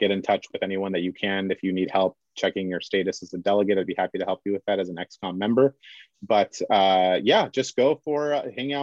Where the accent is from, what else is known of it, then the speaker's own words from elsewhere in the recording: Kingsburg, California, United States; moved away; also born or lived in Bay Area; I did grow up in the Central Valley. I was born in Kingsburg, which is about 20 minutes north of Visalia.